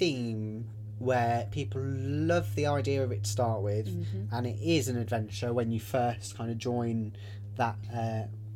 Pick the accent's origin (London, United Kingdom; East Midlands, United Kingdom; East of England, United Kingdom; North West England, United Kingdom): East Midlands, United Kingdom; Leicester; We're from Leicester